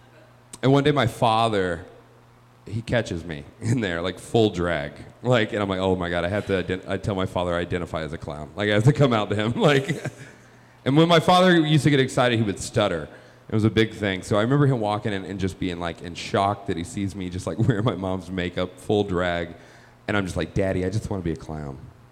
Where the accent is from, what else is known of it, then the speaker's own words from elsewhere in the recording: the South, United States; moved away; I am from the South. I moved here 4 years ago. There's a lot of controversy in the South.